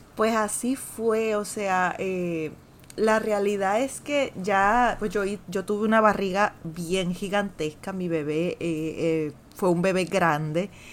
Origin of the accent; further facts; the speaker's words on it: Puerto Rico; ya somos puertorriqueños